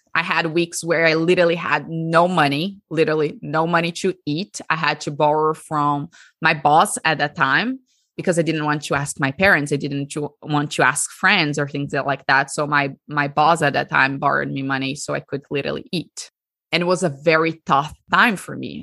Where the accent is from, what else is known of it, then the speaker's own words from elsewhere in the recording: Brazil; So, I'm Brazilian. I l, was born and raised in Brazil, and I lived my whole life in Brazil.